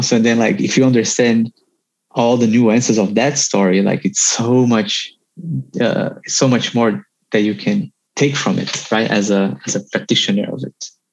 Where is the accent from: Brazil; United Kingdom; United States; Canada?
Brazil; moved away; experience growing up in Brazil